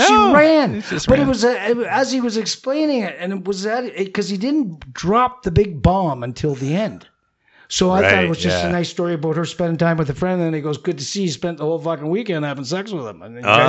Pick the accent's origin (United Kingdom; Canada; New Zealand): Canada; Paris, Ontario; Well, where are you from? And I go, Paris.